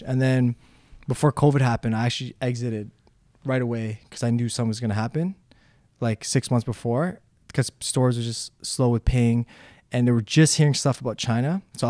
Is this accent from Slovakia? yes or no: yes; Slovakia; English is a second language; now in Toronto, Canada; when I came from Slovakia to Toronto, I was very poor, like I said.